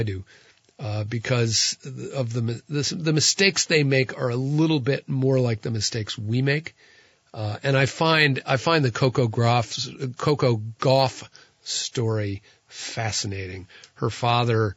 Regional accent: Tunbridge, Vermont, United States; my hometown fair

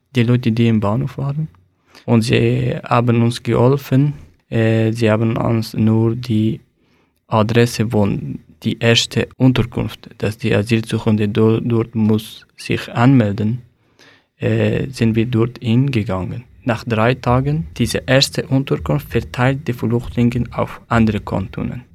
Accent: Afghanistan; German is a second language; moved away as an adult; also born or lived in Aargau, Switzerland; now in Switzerland; Ich komme aus Afghanistan und 2015, als ich Afghanistan verlassen habe

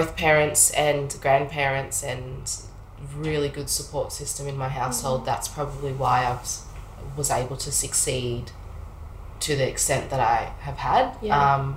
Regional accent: Shepparton, Victoria, Australia; now in Melbourne, Australia; I grew up in Shep, country town.

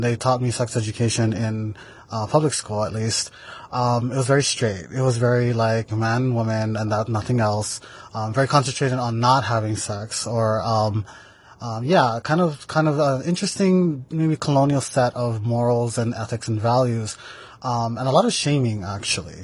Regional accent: Maui, Hawaii, United States; I am from the island of Maui, from the ahupua'a of Nawai Eha

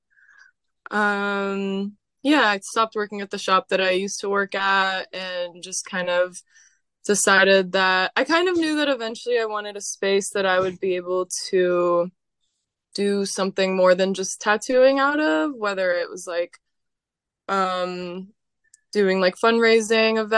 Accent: San Diego, California, United States; moved away as an adult; also born or lived in San Francisco; now in New Orleans, United States; I grew up in San Diego, California.

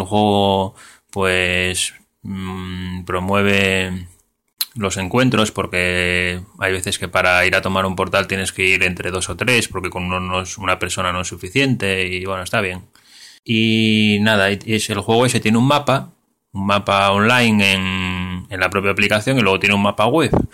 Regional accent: Asturias, Spain; yo como soy de Asturias

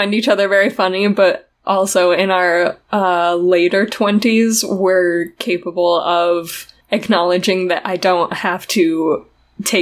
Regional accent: southern Utah, United States; accent: southern Utah; my accent, my southern Utah accent, gets a lot stronger when I'm talking to my dad

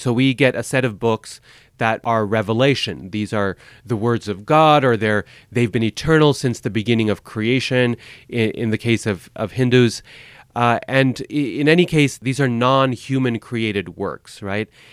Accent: Boise, Idaho, United States; moved away; also born or lived in Chicago; I grew up in Boise, Idaho in the eighties

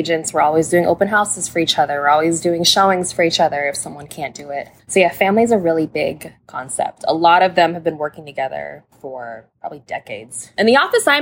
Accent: Salem, Oregon, United States; I spent like half my life in Salem, Oregon, went to elementary school out there, came up here to Oregon City around 2008, went to high school at Oregon City High School, class of 2013

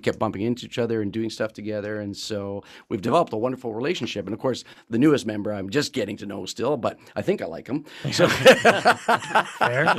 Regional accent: Qualicum Beach, British Columbia, Canada; I grew up in the island as well, I grew up in Qualicum Beach.

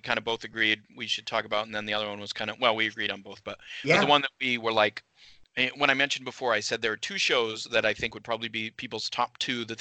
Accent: Maine, United States; moved away; also born or lived in Tennessee; we grew up in Maine

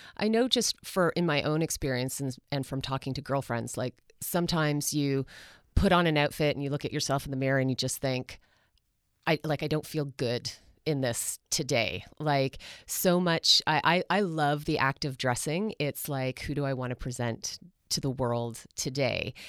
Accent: Canada

